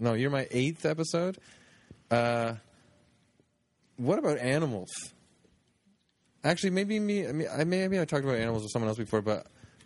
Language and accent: English; Canada; as a Canadian